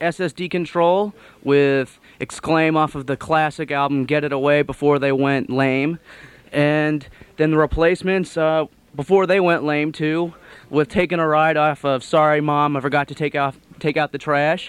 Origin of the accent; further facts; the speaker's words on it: Des Moines, Iowa, United States; moved away; which is a famous haunted house in my hometown there.